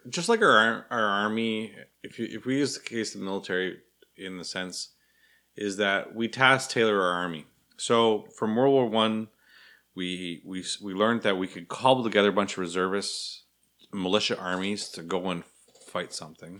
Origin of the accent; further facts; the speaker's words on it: Canada; fellow Canadians